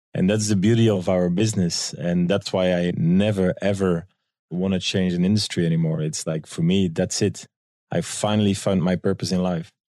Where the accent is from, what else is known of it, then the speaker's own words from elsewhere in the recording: Belgium; moved away as an adult; now in New York, United States; I'm from Belgium